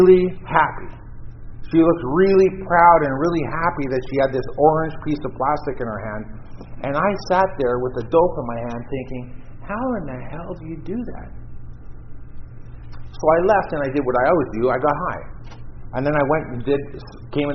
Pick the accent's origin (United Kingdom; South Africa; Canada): Canada; Vancouver Island, British Columbia; now in Toronto, Canada; I grew up on Vancouver Island